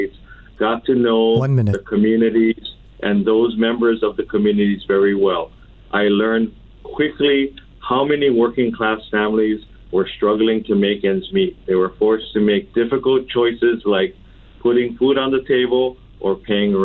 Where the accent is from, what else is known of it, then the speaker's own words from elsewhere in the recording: Oahu, Hawaii, United States; I was born and raised on Oahu. I've lived here my entire life